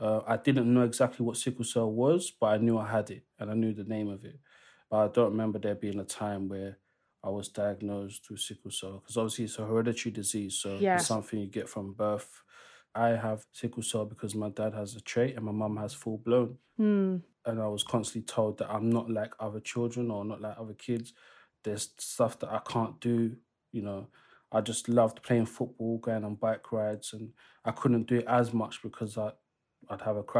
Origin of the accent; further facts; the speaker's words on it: DR Congo; I'm originally from the Democratic Republic of Congo. They are colonized by the Belgians.